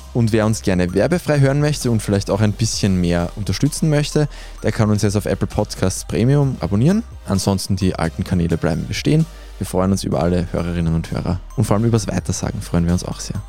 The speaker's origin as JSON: {"language": "German", "region": "Vienna", "country": "Austria", "said": "wir als Wiener, die in einer doch relativ grünliberalen Bubble leben"}